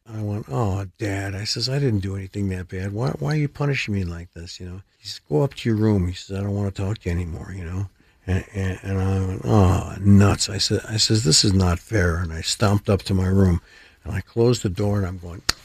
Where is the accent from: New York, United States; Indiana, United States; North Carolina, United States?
New York, United States; Rochester; Strong Memorial Hospital in Rochester, which is my hometown